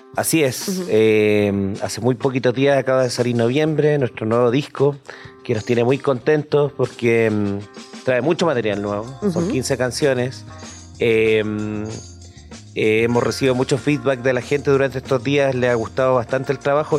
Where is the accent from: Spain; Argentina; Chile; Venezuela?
Chile; Concepción, Biobío; somos dos bandas de Concepción